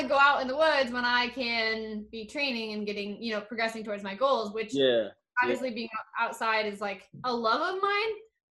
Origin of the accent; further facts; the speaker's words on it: Colorado, United States; moved away as an adult; now in Milwaukee, United States; I was born and raised in Colorado. I moved to Wisconsin, I believe, November of last year. Not last year, the year before. So 2019, I think.